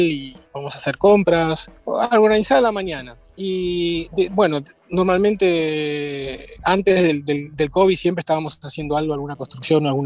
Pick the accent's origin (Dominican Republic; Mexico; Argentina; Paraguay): Argentina; Buenos Aires; born there; also born or lived in Milan; yo nací en Buenos Aires, viví un tiempo en Milán